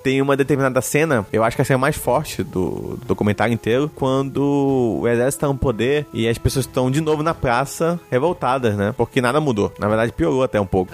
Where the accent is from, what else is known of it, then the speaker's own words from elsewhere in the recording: Brazil; a gente é brasileiro